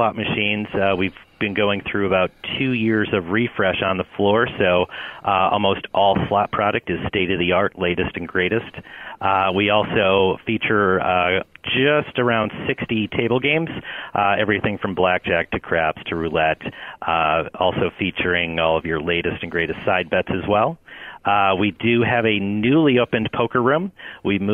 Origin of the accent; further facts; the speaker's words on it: northeastern Pennsylvania, United States; having grown up in northeastern Pennsylvania all my life